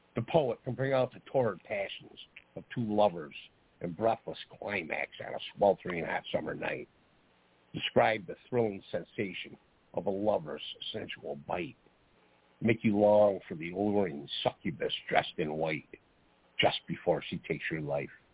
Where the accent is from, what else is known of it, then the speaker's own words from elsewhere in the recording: Geneva, New York, United States; I grew up in Geneva, New York